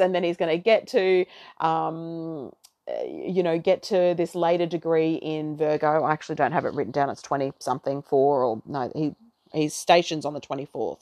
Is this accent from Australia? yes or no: yes; Australia; accent: Aussie twang; now in Brisbane, Australia; I am an Aussie